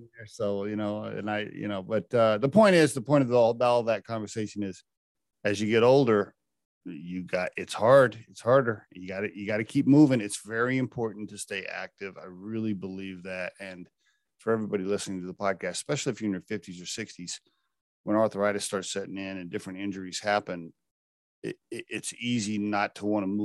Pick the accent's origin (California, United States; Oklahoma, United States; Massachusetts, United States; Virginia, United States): Oklahoma, United States; I grew up in Oklahoma